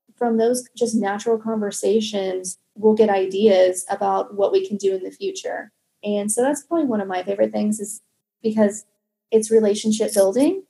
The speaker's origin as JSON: {"language": "English", "town": "Kansas City", "country": "United States", "moved": "yes", "said": "I'm originally from Kansas City"}